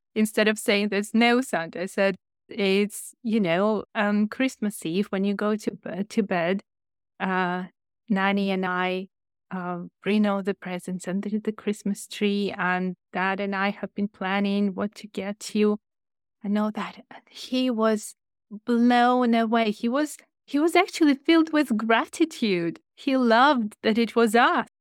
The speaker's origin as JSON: {"language": "English", "country": "Ukraine", "also_born_or_lived": "China", "second_language": "English", "moved": "as an adult", "lives_now": "United Kingdom", "said": "I was an English teacher in Ukraine, where I'm from"}